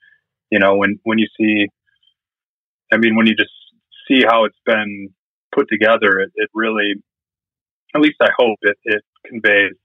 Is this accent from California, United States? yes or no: yes; Anderson, California, United States; moved away as an adult; also born or lived in Manchester, Vermont; now in San Francisco, United States; I grew up in Anderson, California